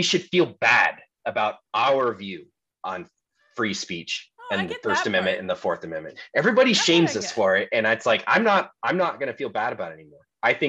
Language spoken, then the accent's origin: English; United States; I'm an American